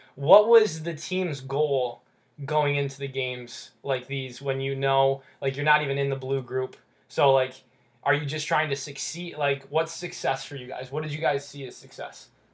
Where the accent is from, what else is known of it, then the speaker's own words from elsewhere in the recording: United States; I was born in the United States, yeah.